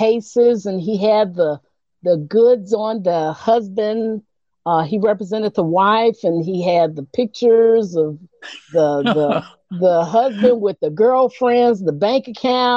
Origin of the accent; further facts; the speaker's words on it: Chicago, Illinois, United States; I grew up in Chicago. I grew up on the west side of Chicago and transplanted to the south side in junior high.